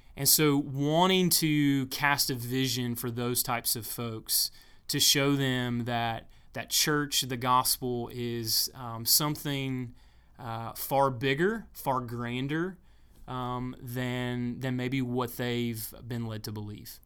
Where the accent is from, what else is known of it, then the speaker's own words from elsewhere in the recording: Pumpkintown, South Carolina, United States; I'm from a little part of the world called Pumpkin Town. Pumpkin Town, South Carolina